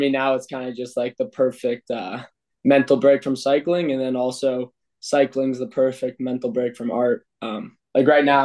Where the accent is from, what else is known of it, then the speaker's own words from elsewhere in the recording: Boulder, Colorado, United States; moved away as an adult; now in Austria; my hometown in Boulder, Colorado